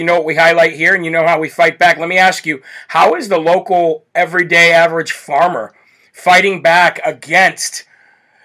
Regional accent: Midwest, United States; I grew up in the Midwest

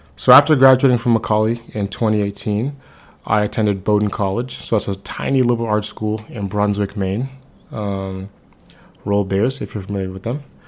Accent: Nassau, New Providence, Bahamas; moved away; I'm originally from Nassau, Bahamas

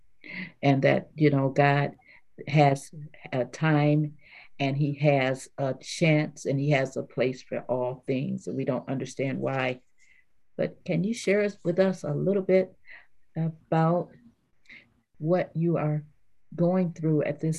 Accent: Grand Rapids, Michigan, United States; We grew up in Grand Rapids, Michigan

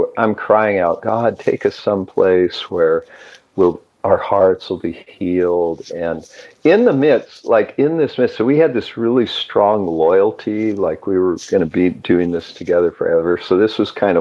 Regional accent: Twain Heart, California, United States; moved away as an adult; also born or lived in Santa Cruz, California; now in Pennsylvania, United States; In a resort town, little town called Twain Heart

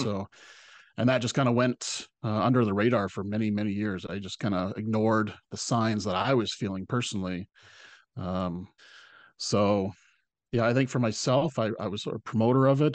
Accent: Salt Spring Island, British Columbia, Canada; my hometown

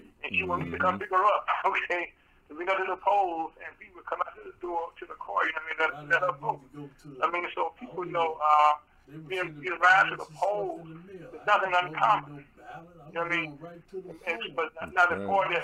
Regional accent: Mississippi, United States; moved away; also born or lived in Delta, Louisiana; I grew up in Mississippi where they had the poll tax and stuff like that.

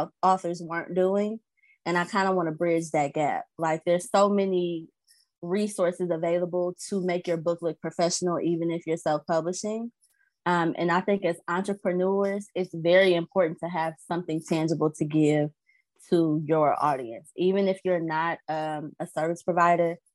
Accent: Alton, Illinois, United States; also born or lived in Maryland Heights, Missouri; I'm from Illinois. Alton, Illinois is about 10 minutes from St. Louis

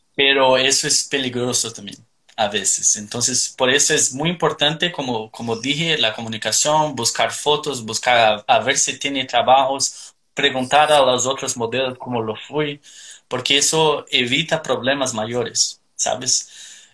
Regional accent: Curitiba, Paraná, Brazil; Spanish is a second language; now in Australia; Soy de Curitiba, al sur de Brasil

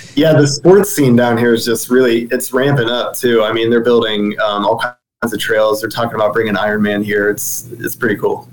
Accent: Dover, Ohio, United States; moved away as an adult; also born or lived in Cleveland, Ohio / Kent, Ohio; now in Sarasota, United States; moved back to my hometown to be closer to family

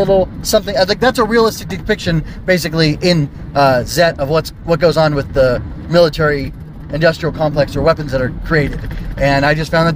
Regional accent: United States; I come from the United States of America

